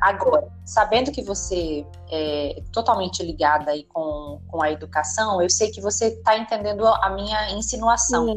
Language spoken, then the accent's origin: Portuguese; Northeast Region, Brazil; eu sou do Nordeste